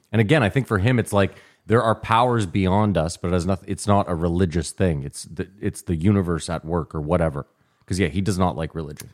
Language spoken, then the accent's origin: English; Canada; We're Canadian.